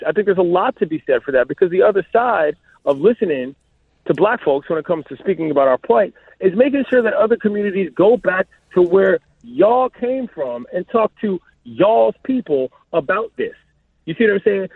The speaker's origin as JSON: {"language": "English", "town": "Washington", "region": "District of Columbia", "country": "United States", "tie": "born or raised there", "also_born_or_lived": "Los Angeles", "said": "my hometown"}